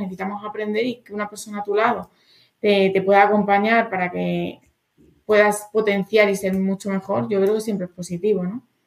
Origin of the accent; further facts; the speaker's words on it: Extremadura, Spain; moved away as an adult; now in Madrid, Spain; fui subcampeona de Extremadura dos años cuando era adolescente de voleibol